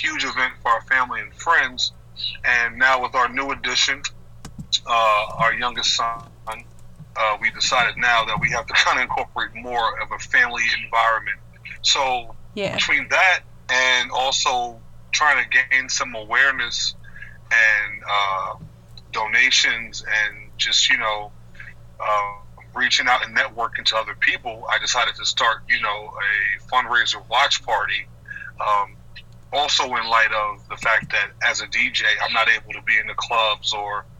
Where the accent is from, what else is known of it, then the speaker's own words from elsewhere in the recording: New York City, New York, United States; now in Virginia, United States; I'm from Queens, I live in Virginia